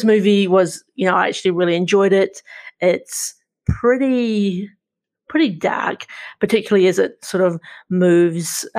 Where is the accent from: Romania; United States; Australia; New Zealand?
New Zealand; as a New Zealander